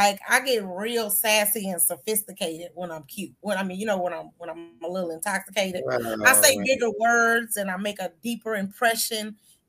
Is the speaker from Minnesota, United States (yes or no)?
no; Georgia, United States; also born or lived in Oklahoma / Europe; Well, I was born in Oklahoma. I was raised in Europe. I was reared in Georgia.